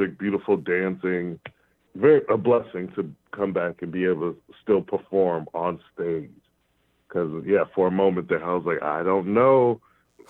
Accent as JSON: {"language": "English", "town": "Rochester", "country": "United States", "tie": "born or raised there", "said": "my hometown of Rochester"}